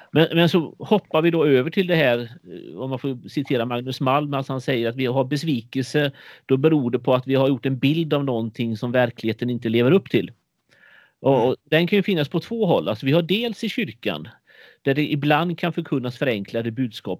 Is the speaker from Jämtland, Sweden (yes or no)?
no; Sjömarken, Västra Götaland, Sweden; mitt ungdomsgäng i Sjömarken utanför Borås på 80-talet där jag växte upp